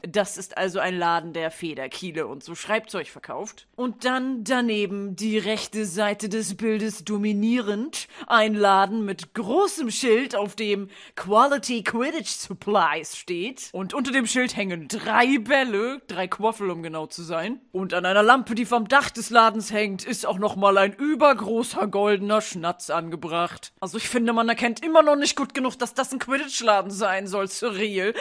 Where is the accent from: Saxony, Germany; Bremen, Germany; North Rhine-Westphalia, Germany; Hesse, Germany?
Bremen, Germany; für einen Bremer wie mich